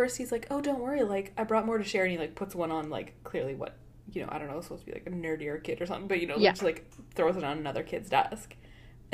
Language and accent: English; Canada; For anyone who listening who doesn't know, we are Canadian.